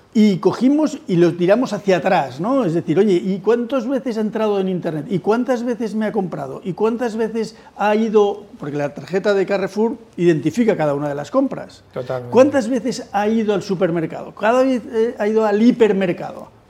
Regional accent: Spain

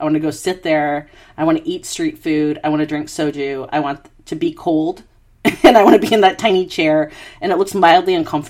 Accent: United States; now in Australia; I'm in Australia, but, you know, being American

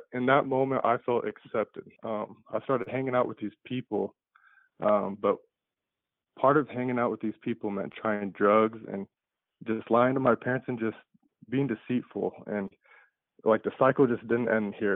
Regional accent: Des Moines, Iowa, United States; I was born and raised in Des Moines, Iowa

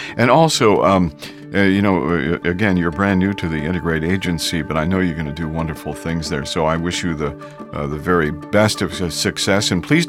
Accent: Ohio, United States; also born or lived in Detroit / Miami; now in Houston, United States; I was here in Houston from 77 to 79. I came down from Ohio and worked at Coda with Bill.

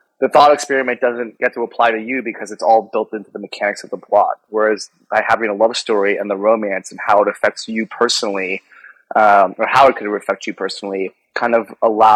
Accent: Atlanta, Georgia, United States; moved away; also born or lived in Colorado; I grew up in Atlanta, Georgia. I used to also live in Colorado

